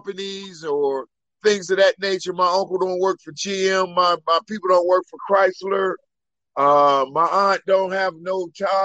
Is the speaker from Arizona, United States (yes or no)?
no; Wilmington, Delaware, United States; born and raised in Wilmington, Delaware, the first state.